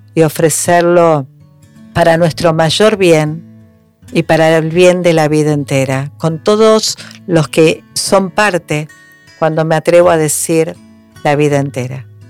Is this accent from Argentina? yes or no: yes; Argentina; somos argentinos